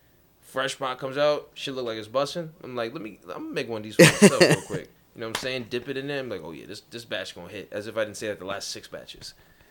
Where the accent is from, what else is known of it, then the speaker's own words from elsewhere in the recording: New York City, New York, United States; Growing up in Queens, I was really shielded from racism.